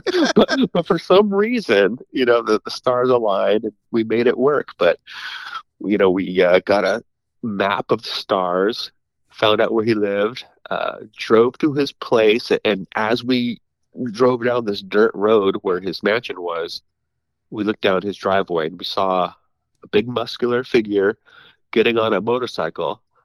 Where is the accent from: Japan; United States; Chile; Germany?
United States; Santa Clara, California; moved away as an adult; also born or lived in Los Angeles, California; now in Sacramento, United States; I grew up in Santa Clara, for Santa Clara, California, most of my life